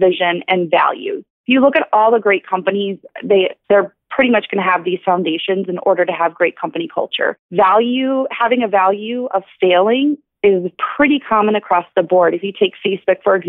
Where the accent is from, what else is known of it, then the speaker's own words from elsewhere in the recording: Detroit, Michigan, United States; I'm from Detroit